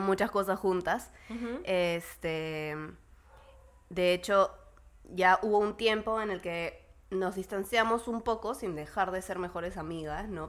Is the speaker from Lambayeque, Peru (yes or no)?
no; Lima, Peru; soy de Lima y mi familia está conformada por Vicente, Miranda, Fernando y yo